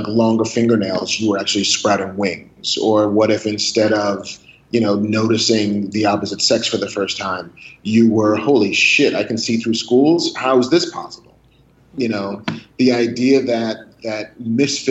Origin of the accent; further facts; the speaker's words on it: New York City, New York, United States; also born or lived in Long Island, New York; I grew up in the Bronx and on the South Shore of Long Island